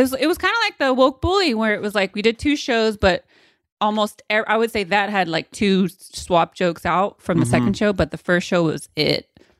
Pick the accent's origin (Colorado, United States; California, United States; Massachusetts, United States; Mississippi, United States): California, United States; Modesto; I'm not from the Bay. I'm from Modesto.